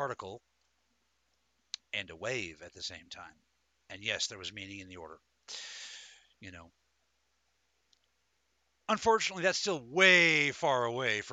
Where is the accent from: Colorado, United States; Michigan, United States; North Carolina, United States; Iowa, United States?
Colorado, United States; Denver; I was born in Denver, Colorado in 1978